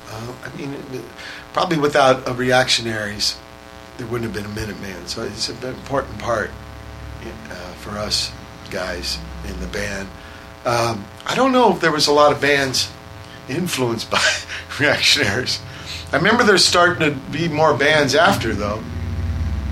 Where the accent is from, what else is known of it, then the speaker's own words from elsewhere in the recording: San Pedro, California, United States; we're from Pedro, and there ain't no fucking punk gigs